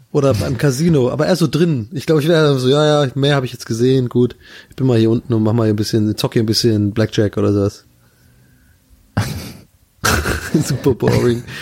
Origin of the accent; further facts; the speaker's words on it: Tübingen, Baden-Württemberg, Germany; wenn ich nach Tübingen gehe, dann bin ich ja in hm. meiner Heimat.